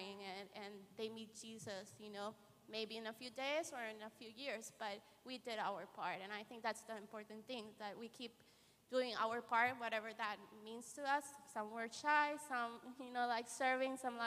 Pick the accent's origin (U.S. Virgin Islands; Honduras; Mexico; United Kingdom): Honduras; moved away; I grew up in Honduras